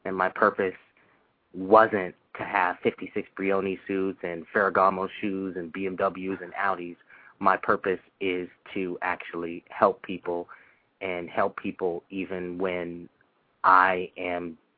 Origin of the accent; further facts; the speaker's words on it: Santa Monica, California, United States; I was born and raised in Santa Monica